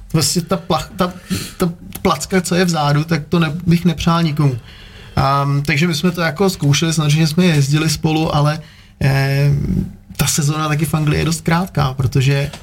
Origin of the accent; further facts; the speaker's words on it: Czechia; moved away; also born or lived in Prague / London; já jsem jako původně z Krkonoš